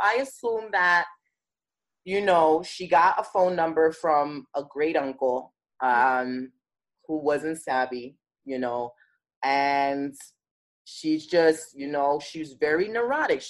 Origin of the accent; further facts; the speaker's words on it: New York City, New York, United States; I grew up in Bed-Stuy